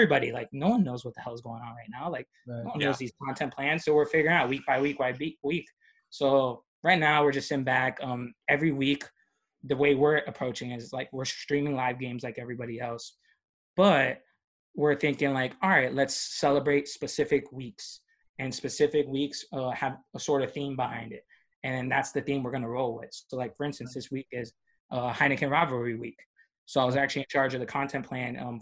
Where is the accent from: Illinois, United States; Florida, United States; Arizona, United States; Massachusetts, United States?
Florida, United States; Miami; moved away; I'm from Miami